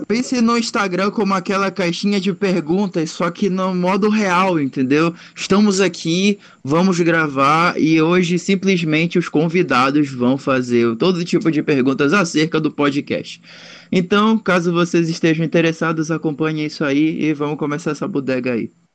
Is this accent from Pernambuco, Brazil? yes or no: no; Belém, Pará, Brazil; eu sou de Belém